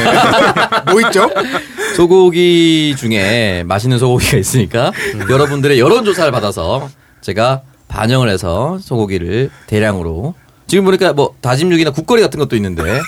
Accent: Busan, South Korea; 저는 이제 부산 사상구 모라동에서 컸어요

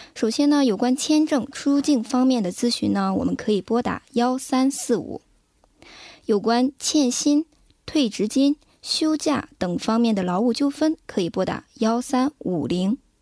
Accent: China; now in South Korea; 我们中国人比较吃苦耐劳

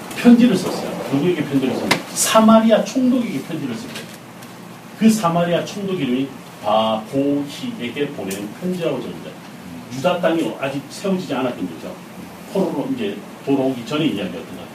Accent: South Korea

